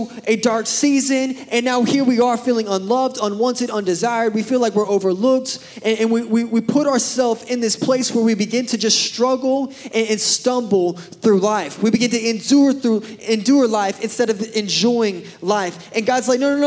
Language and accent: English; Pryor, Oklahoma, United States; moved away as an adult; also born or lived in Birmingham, Alabama; I grew up in Pryor.